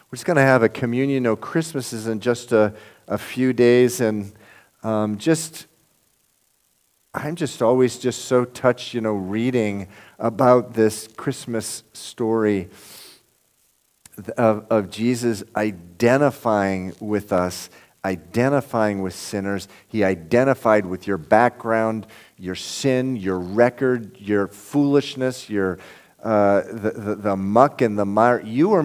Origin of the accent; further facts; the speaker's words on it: Lynn, Massachusetts, United States; now in Roxbury, United States; I'm from Lynn, Massachusetts.